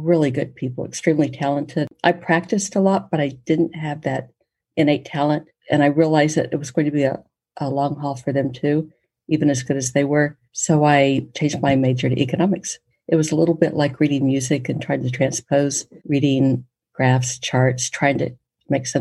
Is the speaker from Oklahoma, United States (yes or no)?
yes; Poteau, Oklahoma, United States; Growing up in Poto, we didn't have enough people to really field every sport and every activity